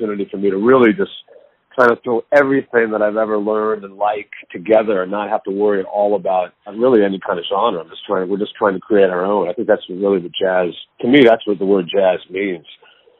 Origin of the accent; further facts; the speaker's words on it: Dallas, Texas, United States; now in New York, United States; growing up in Dallas with my teacher, Henry Opstahl